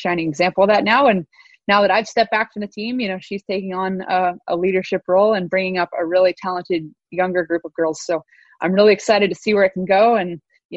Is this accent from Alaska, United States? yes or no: yes; Anchorage, Alaska, United States; moved away as an adult; now in British Columbia, Canada; I'd come home early to my hometown of Anchorage, Alaska